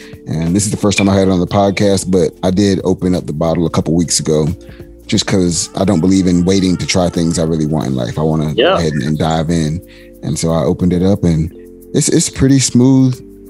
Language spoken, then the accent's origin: English; the South, United States; being that I'm from the South.